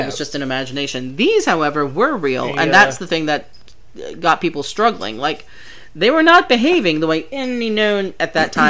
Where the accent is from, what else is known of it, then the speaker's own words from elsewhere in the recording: United States; I'm your Carolina girl